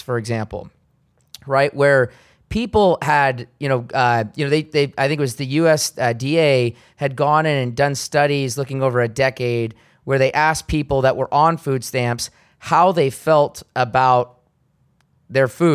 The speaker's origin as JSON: {"language": "English", "town": "Seattle", "region": "Washington", "country": "United States", "tie": "born or raised there", "moved": "as an adult", "said": "my own hometown, Seattle, Washington"}